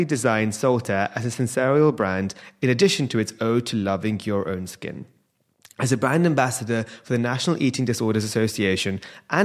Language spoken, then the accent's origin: English; India; being an Indian